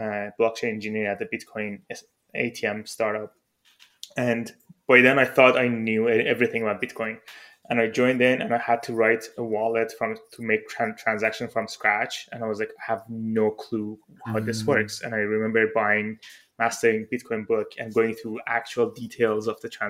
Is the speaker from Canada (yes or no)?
no; Iran; moved away; I'm originally from Iran